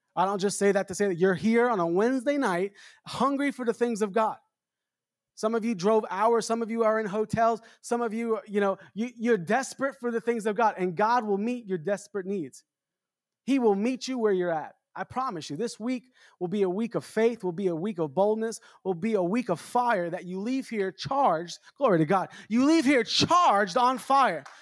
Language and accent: English; New York City, New York, United States; I'm from New York. I grew up in Long Island, Queens